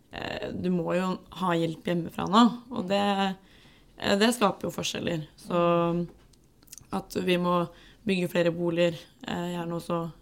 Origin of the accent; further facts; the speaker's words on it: Gran, Innlandet, Norway; moved away as an adult; now in Oslo, Norway; jeg er fra Gran, bodde i Oslo nå en stund, bor på Løkka.